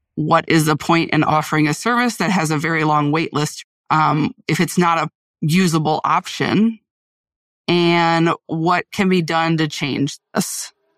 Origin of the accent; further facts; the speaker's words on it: Central Illinois, United States; moved away as an adult; now in Wisconsin, United States; I'm originally from Central Illinois. Um, I moved to Wisconsin about two and a half years ago